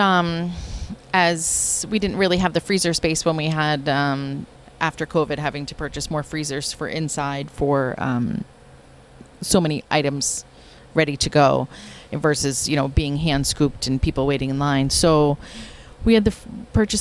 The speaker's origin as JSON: {"language": "English", "region": "West Virginia", "country": "United States", "tie": "born or raised there", "moved": "yes", "lives_now": "Westwood, United States", "said": "So we grew up in West Virginia and we had Baskin-Robbins stores"}